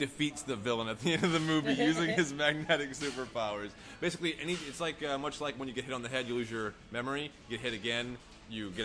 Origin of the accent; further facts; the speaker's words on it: Orlando, Florida, United States; I'm from Orlando, Florida